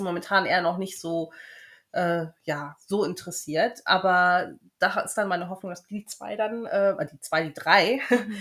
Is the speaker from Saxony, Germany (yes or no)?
no; Düsseldorf, North Rhine-Westphalia, Germany; moved away as an adult; also born or lived in Bavaria; now in United Kingdom; Ich komme aus Düsseldorf, habe zehn Jahre schon in Bayern gelebt.